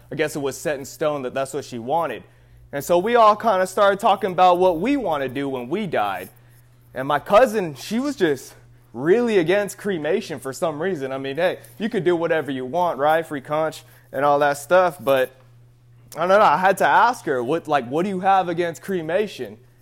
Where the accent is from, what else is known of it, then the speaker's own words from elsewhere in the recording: the Bay Area, California, United States; We're all from the Bay Area